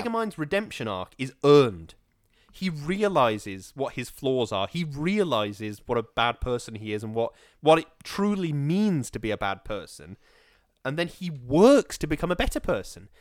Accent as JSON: {"language": "English", "town": "Stoke-on-Trent", "region": "West Midlands", "country": "United Kingdom", "tie": "born or raised there", "said": "I was born in Stoke."}